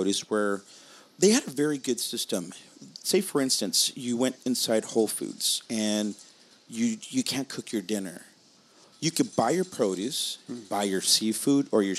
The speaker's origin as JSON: {"language": "English", "town": "Whittier", "region": "California", "country": "United States", "tie": "born or raised there", "said": "my hometown in Whittier"}